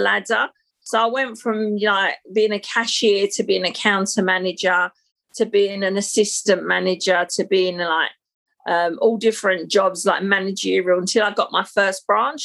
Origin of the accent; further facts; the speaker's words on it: London, United Kingdom; I'm a Londoner. You would never guess by the accent, I guess. So, born and bred, I've lived in London, but and worked in London all my life. So, I was born in the 60s um, and I was born in Battersea in South London